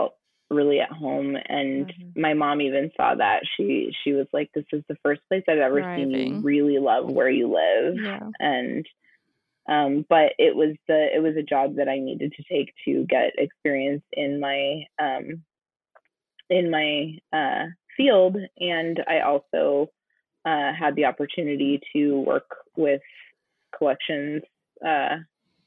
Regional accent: New Mexico, United States; also born or lived in Colorado; now in Iowa, United States; I grew up in New Mexico and lived in Colorado

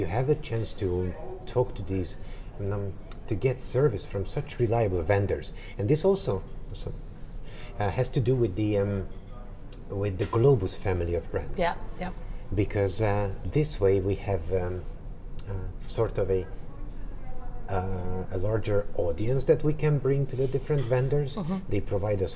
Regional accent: Budapest, Hungary; I'm from Budapest, Hungary

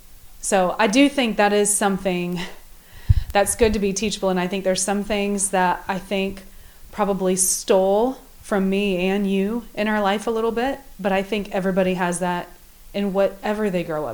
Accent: Midwest, United States; I was brought up in the Midwest

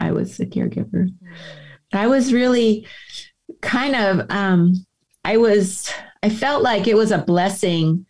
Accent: San Diego, California, United States; I was born in San Diego. I mean, we're an old San Diego family and my husband was born here too. And, just lived here all of our lives

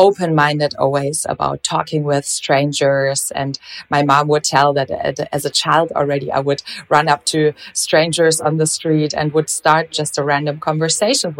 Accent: Germany; they moved back to Germany, where I actually came from. And so instead of Portugal, I grew up in Germany

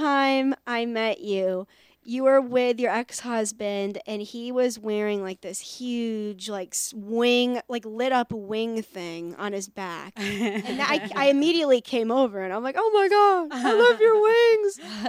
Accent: New York, United States; I remember. I'm from New York.

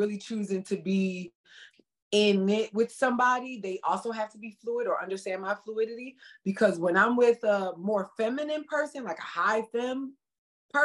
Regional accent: Philadelphia, Pennsylvania, United States; moved away; also born or lived in San Francisco; I'm from North Philly, I'm from the hood

